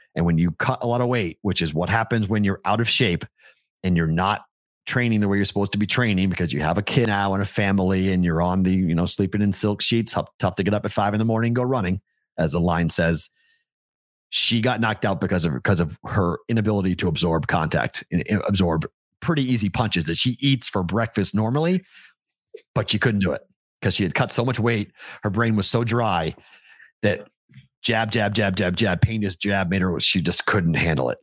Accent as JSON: {"language": "English", "town": "Andover", "region": "Massachusetts", "country": "United States", "said": "I'm from Andover, Mass"}